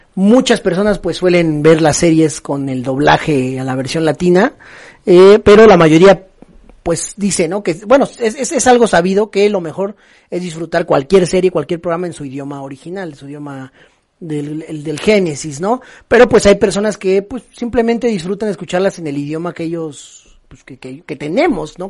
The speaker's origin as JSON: {"language": "Spanish", "country": "Mexico", "said": "como buenos mexicanos tenemos"}